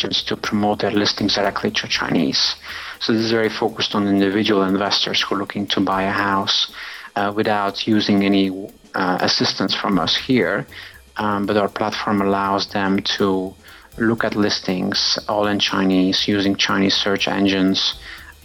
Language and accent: English; Belgium; moved away as an adult; also born or lived in New York, United States; now in Hong Kong; Originally from Belgium.